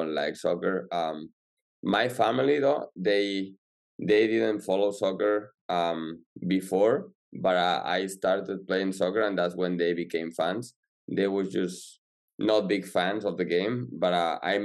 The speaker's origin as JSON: {"language": "English", "town": "Salou", "region": "Catalonia", "country": "Spain", "moved": "as an adult", "lives_now": "Pittsburgh, United States", "said": "I'm from near Barcelona in Spain. In a small town called"}